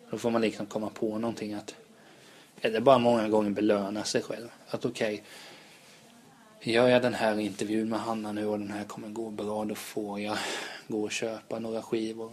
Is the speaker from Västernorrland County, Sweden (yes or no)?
no; Vena, Kalmar County, Sweden; accent: Kalmar dialect; now in Stockholm, Sweden; där jag kommer ifrån, där är ju faktiskt Centerpartiet ja, det största partiet. Mm. Jag tror det var, det är ett litet ställe som heter Vena som ligger utanför Hultsfred i Småland